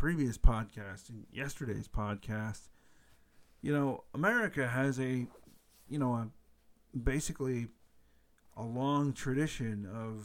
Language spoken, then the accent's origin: English; United States; I'm an American